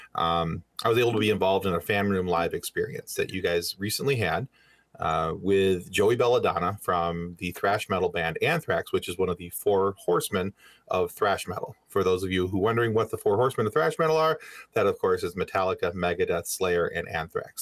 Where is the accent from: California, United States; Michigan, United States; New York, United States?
Michigan, United States; we're from Michigan